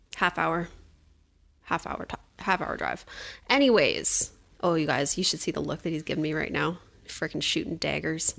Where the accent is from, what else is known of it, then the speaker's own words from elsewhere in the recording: suburb of Edmonton, Alberta, Canada; moved away as an adult; now in Cold Lake, Canada; I grew up in a suburb of Edmonton